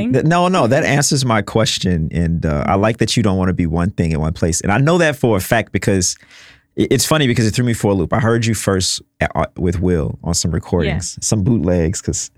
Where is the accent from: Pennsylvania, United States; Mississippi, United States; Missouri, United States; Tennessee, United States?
Mississippi, United States; now in New York, United States; I'm from the South, so I'm from Mississippi.